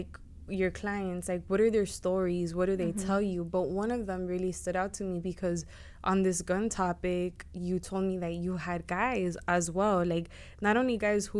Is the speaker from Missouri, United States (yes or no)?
no; Florida, United States; also born or lived in Houston; I was born and raised here in Florida. I was going to say in Miami